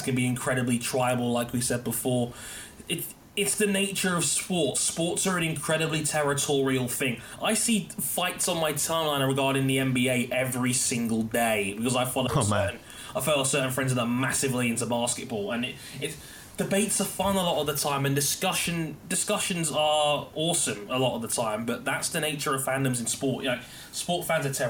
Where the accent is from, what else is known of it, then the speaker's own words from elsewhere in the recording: London, United Kingdom; I was born and raised in London, England